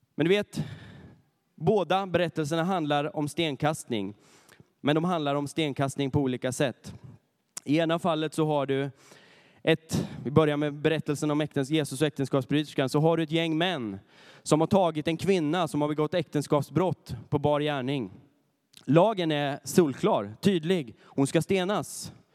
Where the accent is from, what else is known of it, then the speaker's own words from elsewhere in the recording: Närke, Örebro County, Sweden; moved away; där jag kommer ifrån, ifrån Närke